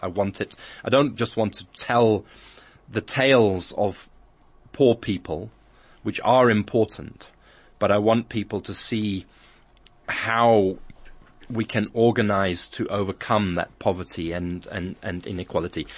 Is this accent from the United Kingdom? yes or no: yes; England, United Kingdom; now in South Africa; I grew up in England, a lot of my life schooled in England.